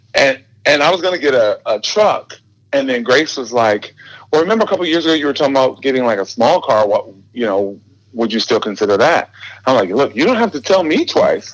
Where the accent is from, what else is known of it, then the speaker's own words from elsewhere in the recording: Detroit, Michigan, United States; now in Redmond, United States; we grew up in Detroit, which is like music city.